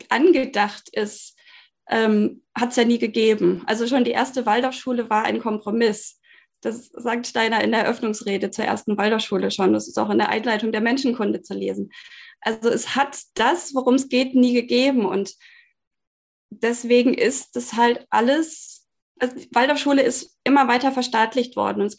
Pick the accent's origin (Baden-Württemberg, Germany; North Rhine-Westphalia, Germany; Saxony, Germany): North Rhine-Westphalia, Germany; Bielefeld; born there; Wir wohnen hier in einem schönen Holzhaus in Süddeutschland, inzwischen gebürtig aus Bielefeld.